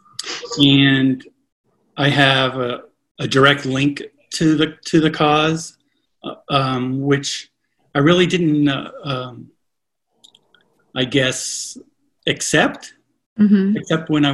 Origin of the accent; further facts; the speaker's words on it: Connecticut, United States; also born or lived in Oklahoma; exploring out in the woods, the streams and stuff that we lived around in Connecticut when we moved there from Oklahoma